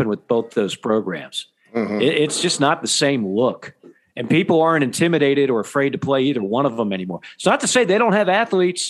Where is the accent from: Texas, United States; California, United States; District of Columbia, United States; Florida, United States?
Florida, United States; South; moved away; I'm from South Florida originally.